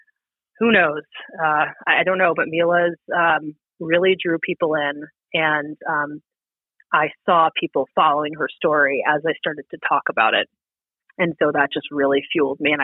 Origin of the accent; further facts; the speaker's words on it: East Coast, United States; moved away; I grew up on the East Coast